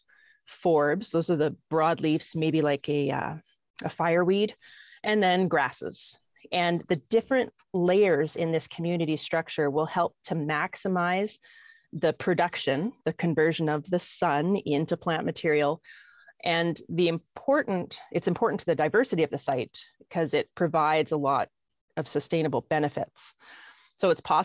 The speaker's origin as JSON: {"language": "English", "area": "Okanagan", "region": "British Columbia", "country": "Canada", "tie": "born or raised there", "also_born_or_lived": "Peace River / Grande Prairie", "moved": "yes", "lives_now": "Alberta, Canada", "said": "I was born and raised in the Okanagan"}